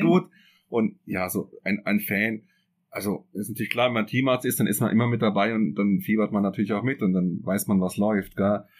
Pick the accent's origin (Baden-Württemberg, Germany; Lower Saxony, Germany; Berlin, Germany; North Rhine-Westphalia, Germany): Baden-Württemberg, Germany; Freiburg im Breisgau; now in Switzerland; ich komme ja aus Freiburg im Breisgau